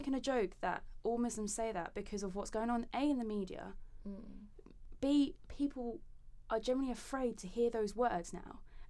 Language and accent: English; Essex, East of England, United Kingdom; Just because I grew up in Essex, just because I am pale for now